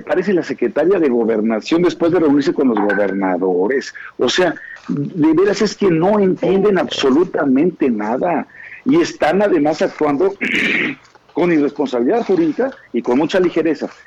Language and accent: Spanish; Mexico; sí estoy enojado como mexicano, como ciudadano